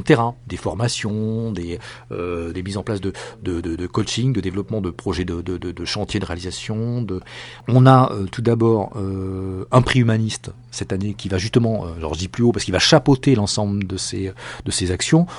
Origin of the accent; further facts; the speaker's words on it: France; je suis français